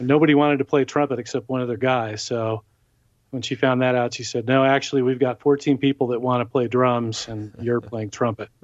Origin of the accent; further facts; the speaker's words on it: Gardena, California, United States; I grew up in the South Bay of L A. Uh, specifically, Gardena is my hometown.